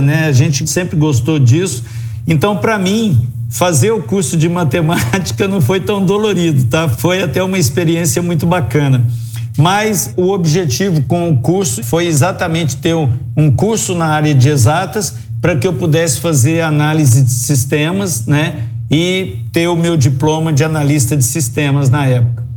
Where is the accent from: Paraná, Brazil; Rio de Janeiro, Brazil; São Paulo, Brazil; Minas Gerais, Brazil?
Minas Gerais, Brazil; Uberlândia; moved away as an adult; also born or lived in Brasília; Eu sou de Uberlândia, eu tive que me mudar para Brasília